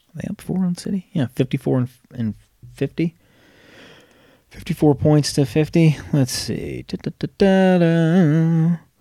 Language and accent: English; Rhode Island, United States; now in North Carolina, United States; growing up in Rhode Island, hockey fan. Moved down here to North Carolina